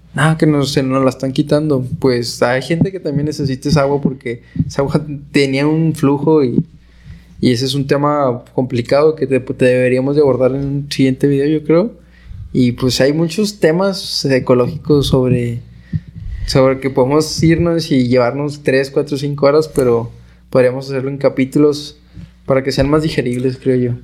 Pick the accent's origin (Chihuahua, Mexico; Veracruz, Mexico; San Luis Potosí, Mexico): Chihuahua, Mexico; Camargo; Yo soy originario de Camargo